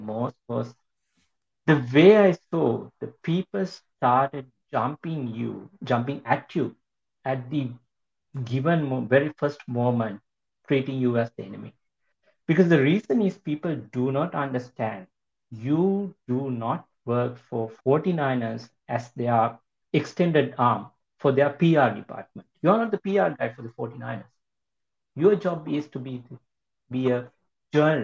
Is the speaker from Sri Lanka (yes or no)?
yes; Sri Lanka; moved away; my home country. Sri Lanka